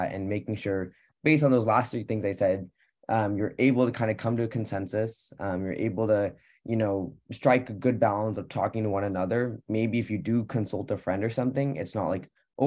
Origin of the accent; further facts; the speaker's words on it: Pleasanton, California, United States; I'm from the Bay Area, Pleasanton, California